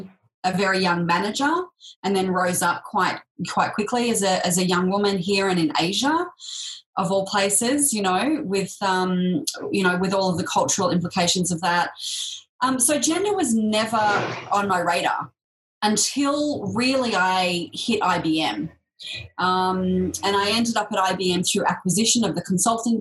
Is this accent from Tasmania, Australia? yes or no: no; Sydney, New South Wales, Australia; So that was in the sort of outskirts of Sydney